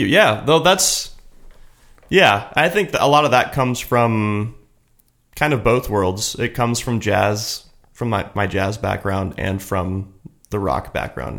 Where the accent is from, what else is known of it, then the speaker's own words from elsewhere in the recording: Kansas City, Missouri, United States; moved away as an adult; also born or lived in Cincinnati, Ohio; now in Los Angeles, United States; I'm from Kansas City, originally